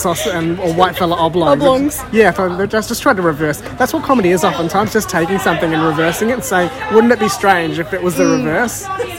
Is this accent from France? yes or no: no; India; now in Australia; I grew up in India, we know that those are samosas.